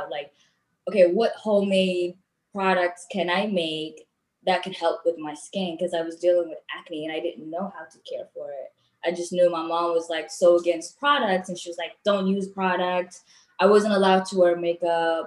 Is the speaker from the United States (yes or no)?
no; Eritrea; moved away; I was born and raised back home in Eritrea.